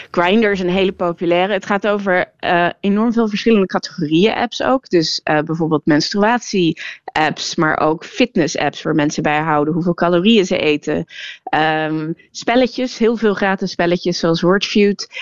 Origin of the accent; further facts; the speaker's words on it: Netherlands; ik ben Nederlands